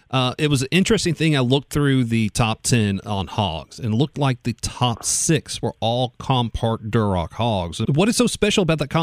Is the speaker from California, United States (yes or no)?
no; South Carolina, United States; I'm from South Carolina. I'm originally born and raised in South Carolina.